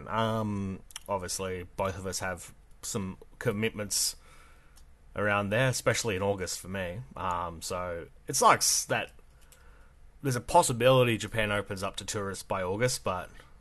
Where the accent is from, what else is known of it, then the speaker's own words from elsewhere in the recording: Australia; I am too Australian